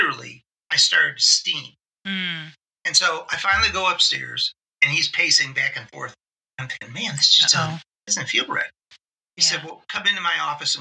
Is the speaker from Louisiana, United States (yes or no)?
no; Cleveland, Ohio, United States; We born and bred in Cleveland